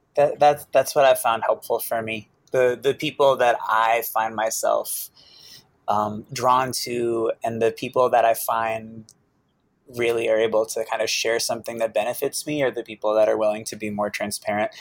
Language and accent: English; Boston, Massachusetts, United States; I grew up in Boston